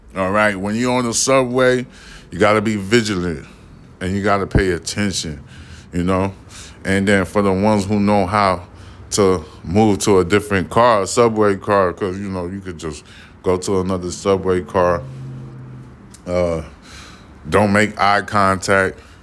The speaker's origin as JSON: {"language": "English", "town": "New York City", "region": "New York", "country": "United States", "said": "I'm from Brooklyn."}